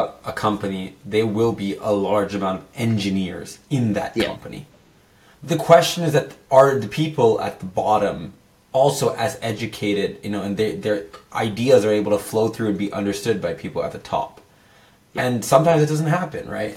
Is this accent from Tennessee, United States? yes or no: no; San Jose, California, United States; I'm born and raised in San Jose in Silicon Valley.